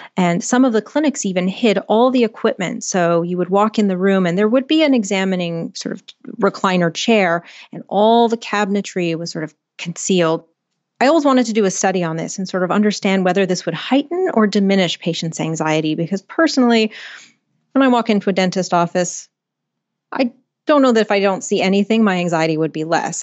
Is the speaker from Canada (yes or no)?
yes; Canada; I'm Canadian